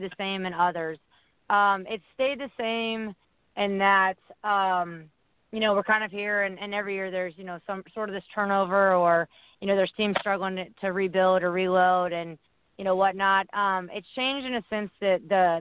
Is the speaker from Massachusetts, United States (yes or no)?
no; Indiana, United States; moved away; also born or lived in Chicago; I'm from Indiana